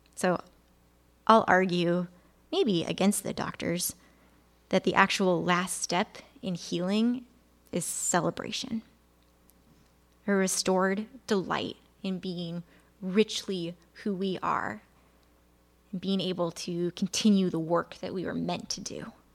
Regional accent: Illinois, United States; I grew up in Illinois, where as a kid, you learn about the Chicago fire

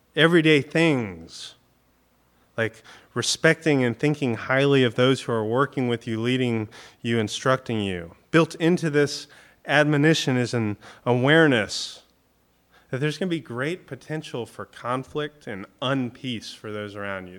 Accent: Florida, United States; growing up in Florida

